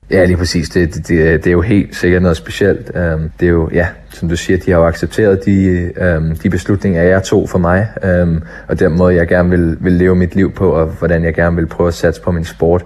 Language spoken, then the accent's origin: Danish; Denmark; moved away as an adult; also born or lived in Sweden / North America; Det, det skal man jo som dansker